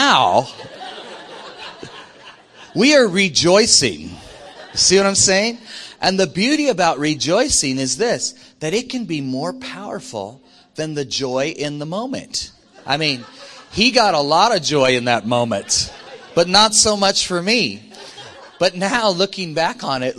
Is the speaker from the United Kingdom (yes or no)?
no; Iowa, United States; I grew up in Iowa, and so I grew up a long way from the ocean.